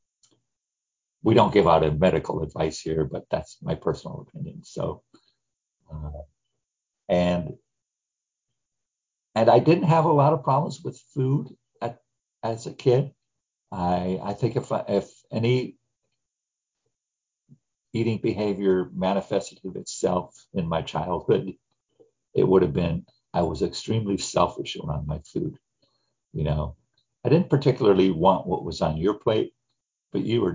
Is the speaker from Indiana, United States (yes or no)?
yes; Gary, Indiana, United States; I grew up in the Midwest in the 50s and 60s. I was raised in Gary, Indiana